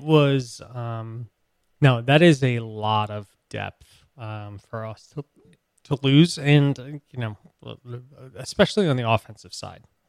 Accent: Boston, Massachusetts, United States; I was born in Boston

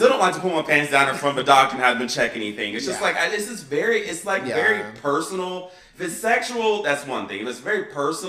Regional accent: United States; And I am a capitalist. It's called, I'm American. It's been ingrained in me as I'm a capitalist as an American citizen.

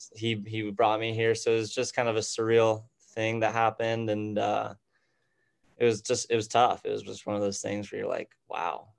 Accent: Tucson, Arizona, United States; moved away as an adult; now in Scottsdale, United States; originally I'm from Tucson, Arizona. Um, right now I'm living up in Scottsdale

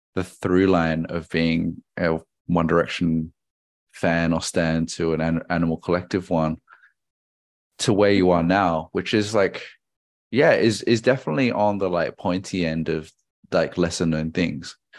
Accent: Australia; I'm a Chinese Australian

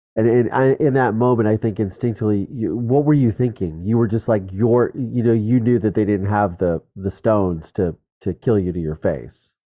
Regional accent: Ohio, United States; I grew up in Ohio. We shot guns

